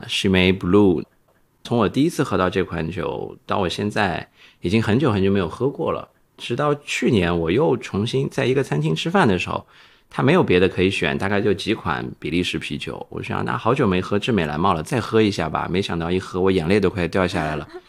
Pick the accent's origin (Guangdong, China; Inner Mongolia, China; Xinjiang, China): Xinjiang, China; now in Shanghai, China; 我是新疆出生长大的，所以我们那边喝酒比较彪悍